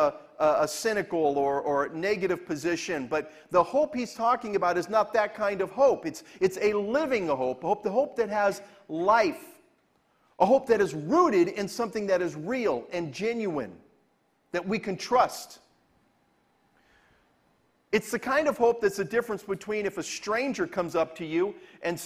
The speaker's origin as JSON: {"language": "English", "region": "Southern California", "country": "United States", "tie": "born or raised there", "also_born_or_lived": "Venice, California", "said": "As somebody who's born and raised in California and grew up in Southern California"}